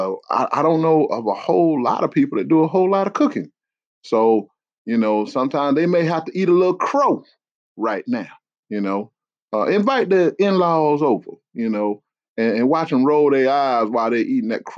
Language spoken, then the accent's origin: English; South Carolina, United States; I'm from South Carolina